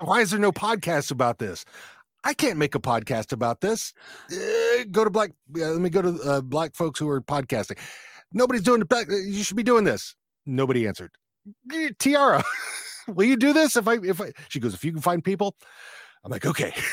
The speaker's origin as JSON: {"language": "English", "town": "Fort Worth", "region": "Texas", "country": "United States", "tie": "born or raised there", "also_born_or_lived": "Leonard, Texas", "moved": "yes", "said": "I was raised, uh, initially, I was raised in Fort Worth, but then, you know, when I was twelve, we moved out to r, very rural Texas"}